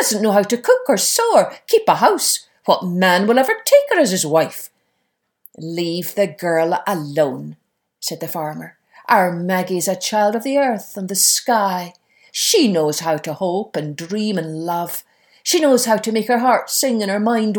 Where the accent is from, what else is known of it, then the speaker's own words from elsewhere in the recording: Scotland, United Kingdom; as a wee girl growing up in Scotland